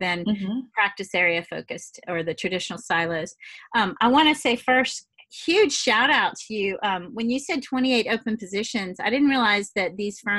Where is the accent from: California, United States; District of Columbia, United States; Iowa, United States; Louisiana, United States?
Louisiana, United States; accent: Louisiana; also born or lived in Massachusetts; I know by my accent you can't tell that I ever stepped outside of Louisiana, but I did live in Massachusetts for about 12 years